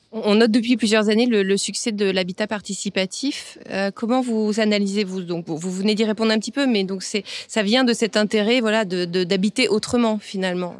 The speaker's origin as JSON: {"language": "French", "town": "Bayonne", "region": "Nouvelle-Aquitaine", "country": "France", "tie": "born or raised there", "said": "Je suis originaire de Bayonne, sur la côte basque"}